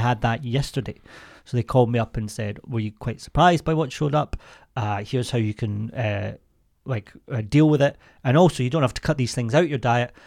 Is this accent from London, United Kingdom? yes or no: no; Scotland, United Kingdom; I'm from Scotland